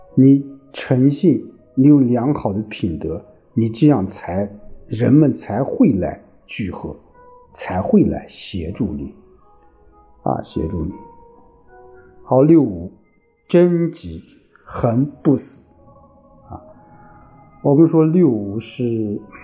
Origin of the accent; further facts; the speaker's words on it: China; 我们中国人